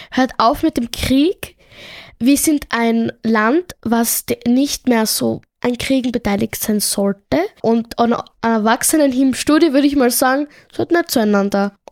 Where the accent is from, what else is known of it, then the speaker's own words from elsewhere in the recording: Tunisia; ich komme ja ursprünglich aus Tunesien und dort ist es üblich, dass die Eltern die Kinder mit Gürtel oder so peitschen und so.